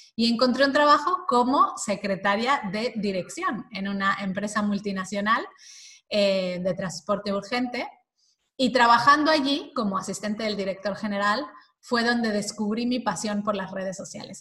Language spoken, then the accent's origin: Spanish; Mexico; moved away as an adult; now in Spain; Soy mexicana, y llevo ya 20 eh, años o algo así viviendo en España.